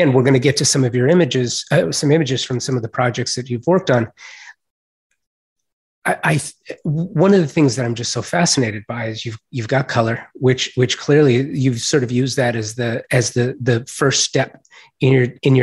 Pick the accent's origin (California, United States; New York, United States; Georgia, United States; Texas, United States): California, United States; Los Angeles; I'm a native Angeleno. I was born and raised in Los Angeles